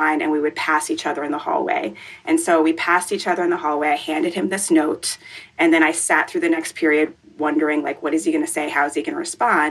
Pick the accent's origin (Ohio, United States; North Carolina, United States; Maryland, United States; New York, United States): Maryland, United States; Rockville; also born or lived in Jamaica; I grew up in Rockville, Maryland